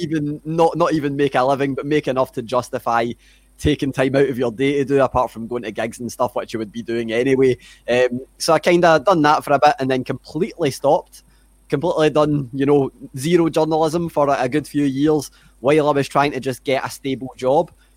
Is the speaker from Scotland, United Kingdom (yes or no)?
yes; Glasgow, Scotland, United Kingdom; accent: Scottish; grew up in Glasgow, lived here my whole life